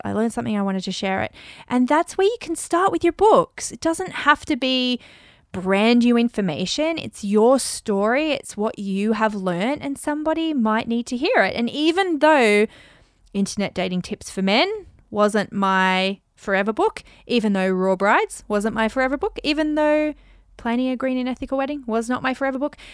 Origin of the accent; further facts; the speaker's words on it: Australia; accent: Aussie; My Aussie accent